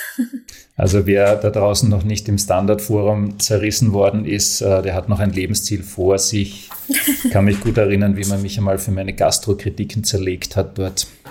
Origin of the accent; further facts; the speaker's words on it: Graz, Styria, Austria; Als Grazer